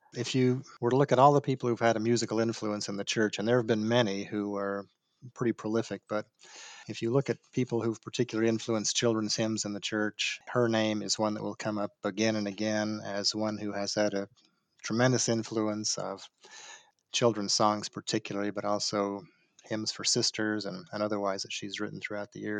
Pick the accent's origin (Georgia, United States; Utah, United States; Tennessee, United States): Utah, United States; Salt Lake City; moved away as an adult; now in Dallas, United States; was born in Salt Lake City